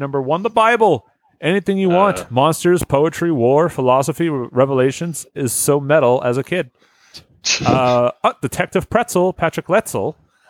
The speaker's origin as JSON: {"language": "English", "country": "Australia", "said": "As an Australian, the series also opened me up to various aspects of American culture."}